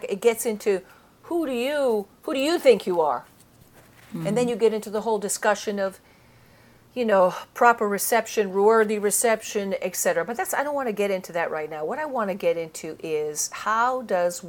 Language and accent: English; Italy; now in United States; Italy, where I grew up